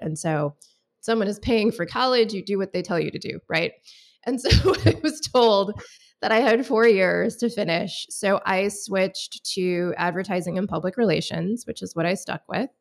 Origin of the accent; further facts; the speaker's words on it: Michigan, United States; I grew up in Michigan, went to college in West Michigan